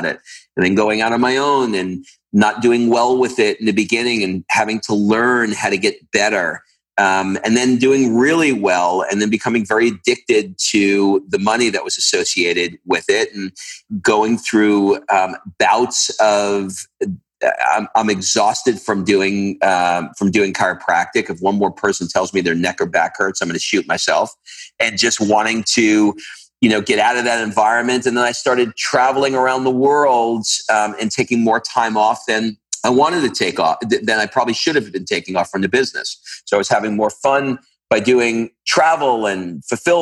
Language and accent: English; New York City, New York, United States; I grew up in Queens, New York